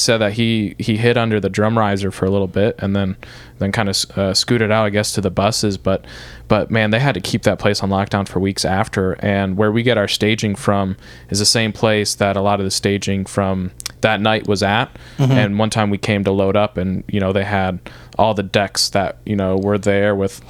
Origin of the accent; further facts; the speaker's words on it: Rochester, Michigan, United States; now in Nashville, United States; To the people who don't know, I live in Detroit.